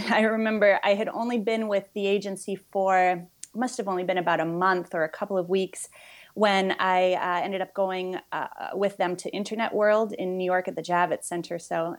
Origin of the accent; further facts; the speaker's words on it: Montreal, Quebec, Canada; I am originally from Montreal.